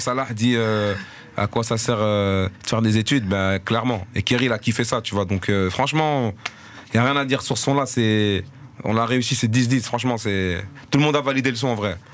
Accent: Molenbeek-Saint-Jean, Brussels-Capital Region, Belgium; je bossais sur Molenbeek, et j'ai grandi à Molenbeek

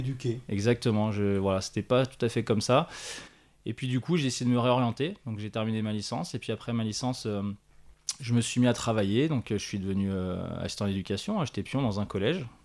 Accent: Annecy, Auvergne-Rhône-Alpes, France; now in Chablais, France; je suis originaire d'Annecy.

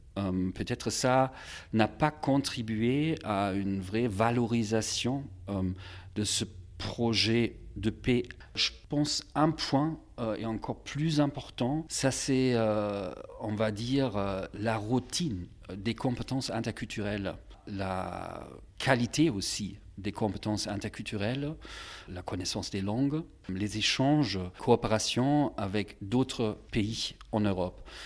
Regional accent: Magdeburg, Saxony-Anhalt, Germany; dans ma ville natale à Magdebourg

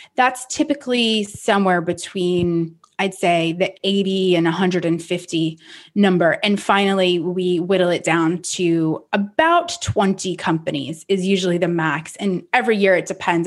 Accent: Rhode Island, United States; moved away; I grew up on the East Coast in Rhode Island, a small town which is definitely centered around the ocean

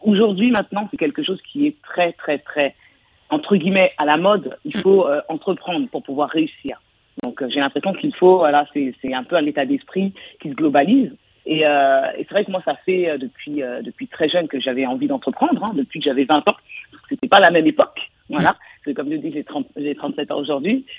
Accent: France; je suis française

